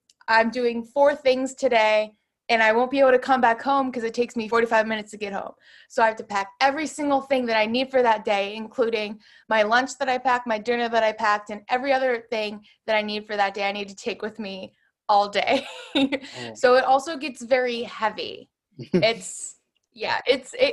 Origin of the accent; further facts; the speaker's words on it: Pittsburgh, Pennsylvania, United States; moved away as an adult; now in Brooklyn, United States; one of my very close friends that I grew up with in Pittsburgh